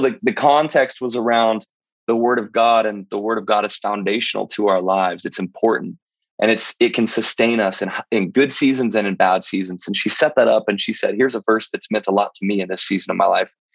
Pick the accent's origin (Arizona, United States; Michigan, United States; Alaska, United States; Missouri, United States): Missouri, United States; the church that I grew up in was in Missouri, in a town of 200 people